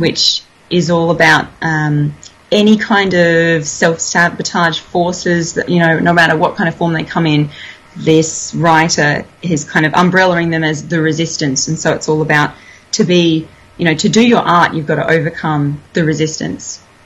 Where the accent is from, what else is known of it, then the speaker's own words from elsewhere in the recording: Toowoomba, Queensland, Australia; moved away; I grew up in Toowoomba.